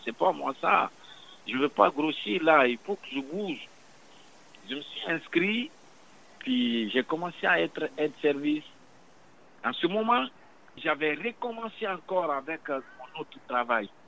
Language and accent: French; Guinea; moved away as an adult; also born or lived in Quebec; now in Montreal, Canada; Je viens de la Guinée-Conakry, Afrique de l'Ouest